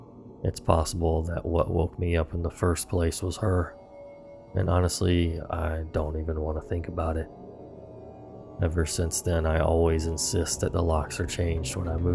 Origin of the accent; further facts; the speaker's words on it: England, United Kingdom; I'm from England, meaning it was already pitch black outside at this time of the year.